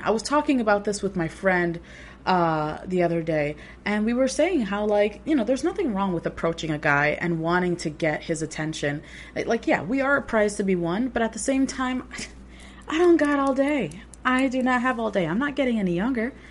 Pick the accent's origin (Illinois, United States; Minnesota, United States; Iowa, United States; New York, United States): New York, United States; New York City; born and raised in New York City